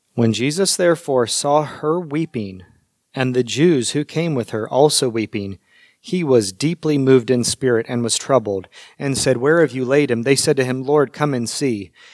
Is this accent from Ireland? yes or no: no; United States; as American Christians